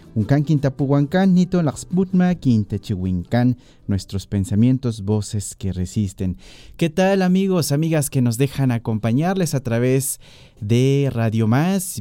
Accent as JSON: {"language": "Spanish", "town": "Tierra Colorada", "region": "Veracruz", "country": "Mexico", "said": "mi comunidad de Tierra Colorada, Tlachichilco, Veracruz"}